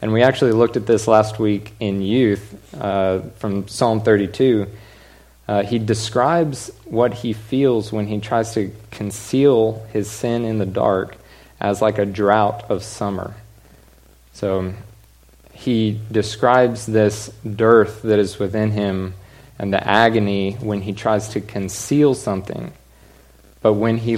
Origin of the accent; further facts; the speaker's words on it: Allen, Texas, United States; also born or lived in Stephenville, Texas; my whole life, I grew up in Allen